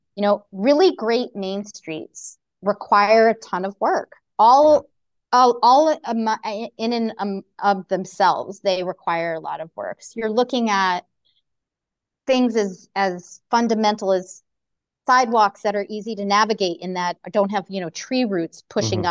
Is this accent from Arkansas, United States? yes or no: no; Connecticut, United States; born and raised in Connecticut like myself